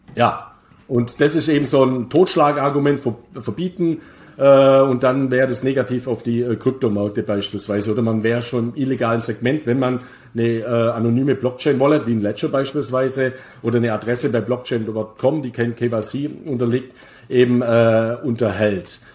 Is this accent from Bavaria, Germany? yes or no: yes; Bavaria, Germany; meine Heimat Bayern